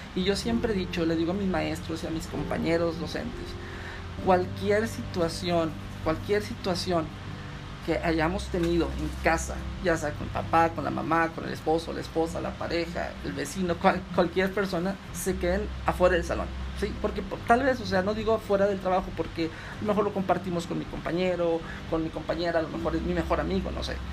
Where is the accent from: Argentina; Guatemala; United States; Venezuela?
United States; moved away as an adult; now in Mexico; estudié gran parte de mi vida en Estados Unidos, cursé lo que fue educación básica, preparatoria y dos años de universidad